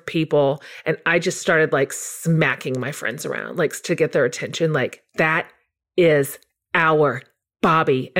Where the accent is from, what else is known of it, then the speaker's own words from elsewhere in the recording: Wichita, Kansas, United States; I grew up in Kansas, right next door to you